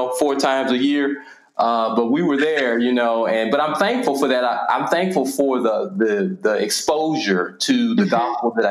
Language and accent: English; Nashville, Tennessee, United States; also born or lived in Virginia; Born and raised, I'm specifically East Nashville